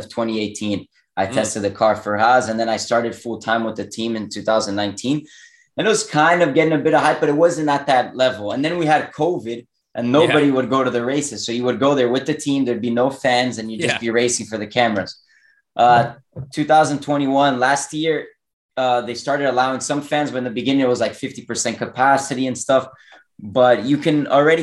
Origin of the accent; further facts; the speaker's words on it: Miami, Florida, United States; also born or lived in Europe; now in North Carolina, United States; I was born in Miami. I've lived here. Yeah, basically my whole life.